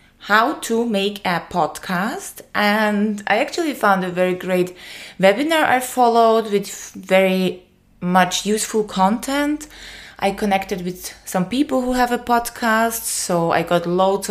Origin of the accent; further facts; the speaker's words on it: Austria; English is a second language; moved away as an adult; now in Greece; I moved from my home country, Austria, to Greece.